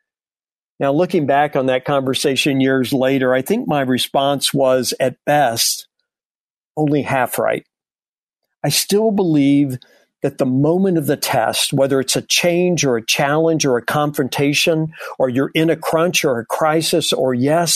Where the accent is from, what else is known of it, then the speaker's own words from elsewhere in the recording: the South, United States; growing up in the South